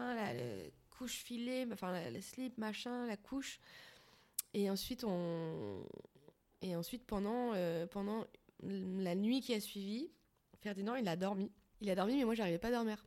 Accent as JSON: {"language": "French", "town": "Paris", "region": "Île-de-France", "country": "France", "said": "je suis parisienne"}